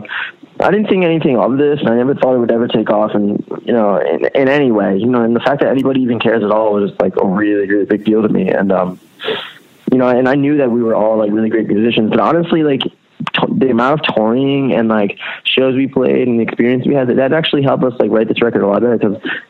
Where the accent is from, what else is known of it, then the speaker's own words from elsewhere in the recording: Pennsylvania, United States; also born or lived in Rhode Island; No, I was born in Lehigh Valley, which is an hour north of Philly. I spent like my entire childhood there.